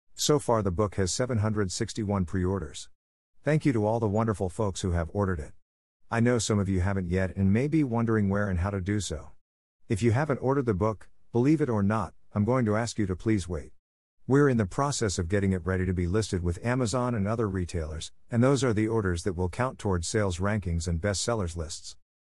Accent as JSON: {"language": "English", "area": "Santa Cruz Mountains", "region": "California", "country": "United States", "tie": "born or raised there", "said": "I grew up with them in the Santa Cruz Mountains in the nineties."}